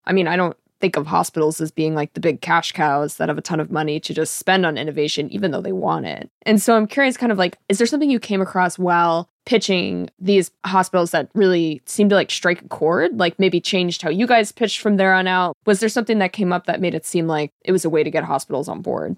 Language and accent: English; Georgetown, Massachusetts, United States; I grew up in Georgetown near Newburyport